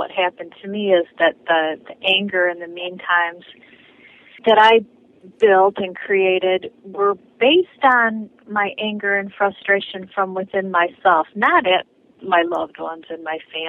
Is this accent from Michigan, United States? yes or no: yes; Detroit, Michigan, United States; I grew up in Metro Detroit.